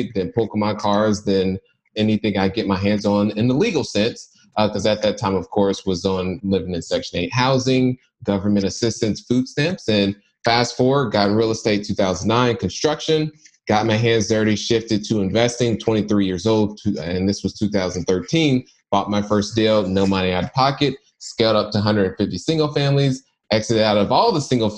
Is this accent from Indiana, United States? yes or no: yes; Indianapolis, Indiana, United States; born and raised in Indianapolis, Indiana, not so good parts of the city